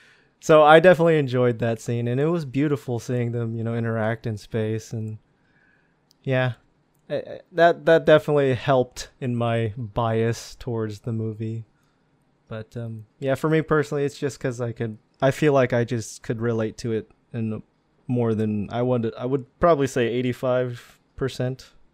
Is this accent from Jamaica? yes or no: no; Philippines; something we all can really relate to being Filipino